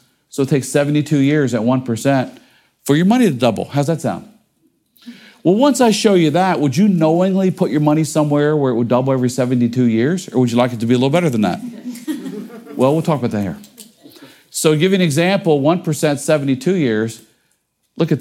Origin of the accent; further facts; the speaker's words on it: Cincinnati, Ohio, United States; I grew up in Cincinnati, Ohio